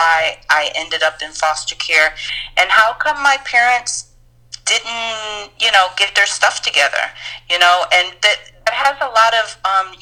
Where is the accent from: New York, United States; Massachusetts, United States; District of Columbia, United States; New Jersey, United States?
New York, United States; New York City; I'm from New York City.